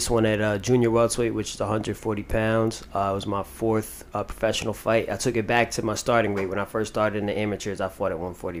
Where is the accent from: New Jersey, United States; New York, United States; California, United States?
New York, United States; New York City; I'm from, you know, Hell's Kitchen, grew up, born and raised in New York. I'm from the area in New York that never got shouted out in the club.